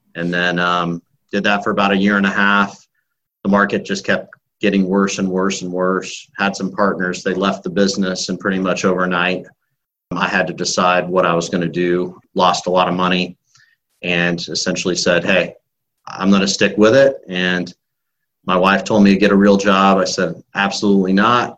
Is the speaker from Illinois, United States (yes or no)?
yes; Illinois, United States; moved away as an adult; now in Tampa, United States; I grew up in Illinois, moved to Florida in 2001, knowing two people